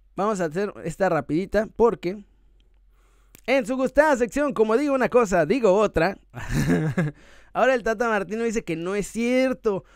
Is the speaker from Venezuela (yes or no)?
no; Mexico